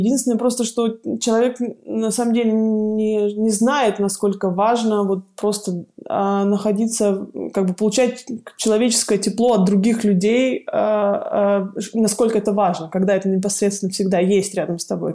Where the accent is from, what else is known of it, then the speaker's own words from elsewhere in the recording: Siberia, Russia; moved away as an adult; also born or lived in Kemerovo, Russia; now in Munich, Germany; девочка из Сибири